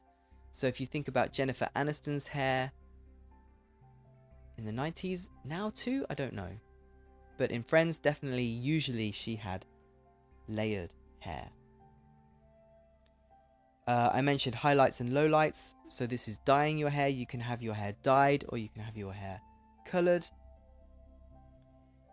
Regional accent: United Kingdom; accent: English accent; I'm British

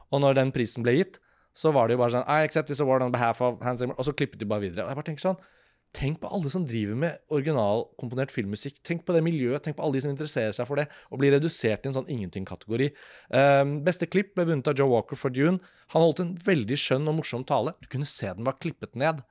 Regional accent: Norway; hjemme i Norge

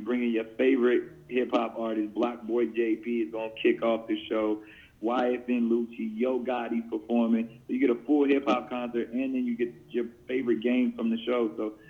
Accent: San Diego, California, United States; the next one is going to be San Diego, my hometown

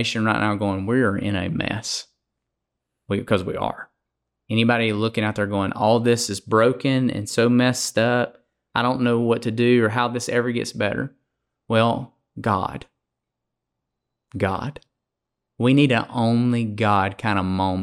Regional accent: Alabama, United States; I'm a good old boy from Alabama

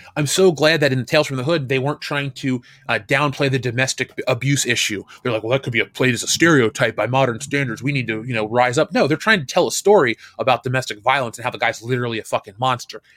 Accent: Buffalo, New York, United States; I'm from Buffalo

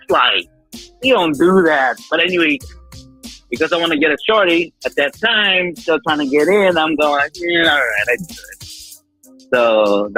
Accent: Philippines; me being Filipino, we got that Latin touch

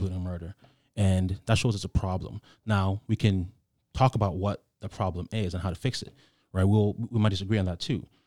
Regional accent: Ghana; I grew up in Ghana

